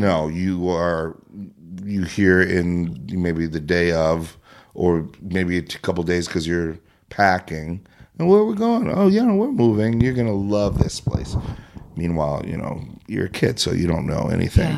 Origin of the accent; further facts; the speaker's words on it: Prior Lake, Minnesota, United States; when I was about six or seven, we moved from Minneapolis.